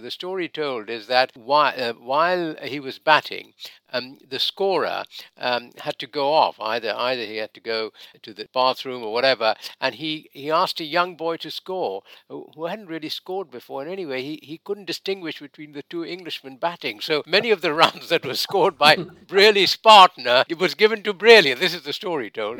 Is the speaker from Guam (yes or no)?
no; Mumbai, Maharashtra, India; moved away as an adult; now in United Kingdom; I come from Mumbai